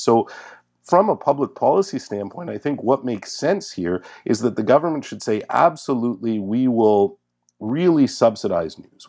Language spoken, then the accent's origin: English; Montreal, Quebec, Canada; my hometown newspaper, the Montreal Gazette